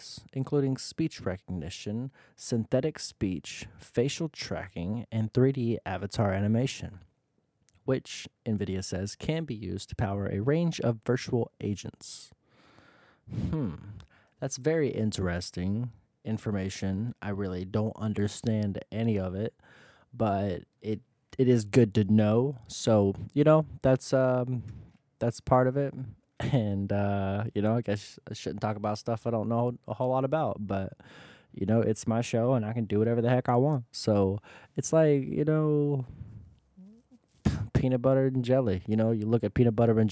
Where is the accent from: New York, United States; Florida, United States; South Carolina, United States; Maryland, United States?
Florida, United States; now in Columbus, United States; I'm originally from Florida